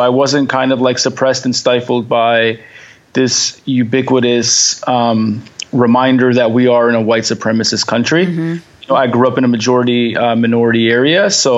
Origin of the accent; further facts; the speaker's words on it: Detroit, Michigan, United States; I grew up in Detroit, right outside of Dearborn. So it was different, I guess, in many ways. I kind of grew up in, the center, the hub of Arab America